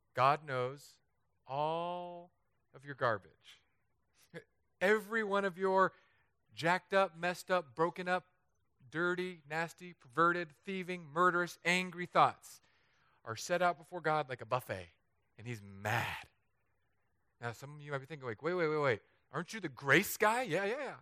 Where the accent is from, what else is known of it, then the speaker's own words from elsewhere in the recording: Southern California, United States; moved away as an adult; also born or lived in San Diego / Los Angeles; now in Florida, United States; an area near my hometown is just up in flames